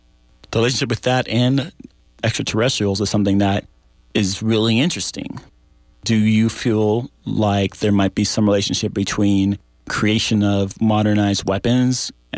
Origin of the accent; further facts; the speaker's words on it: New Mexico, United States; Personally, myself, I'm from New Mexico.